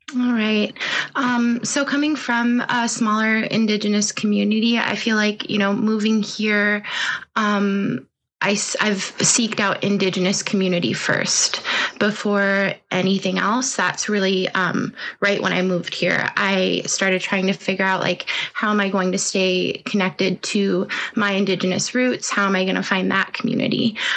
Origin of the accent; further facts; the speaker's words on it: Bethel, Alaska, United States; moved away as an adult; now in Anchorage, United States; I'm Yupik from Bethel